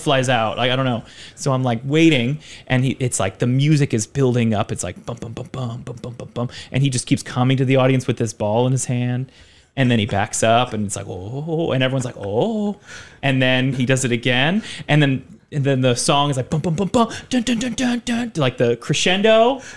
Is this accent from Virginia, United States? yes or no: yes; Richmond, Virginia, United States; moved away as an adult; now in Taipei, Taiwan; I'm from Richmond, Virginia, which is actually a pretty, like, there's a lot of film work happening there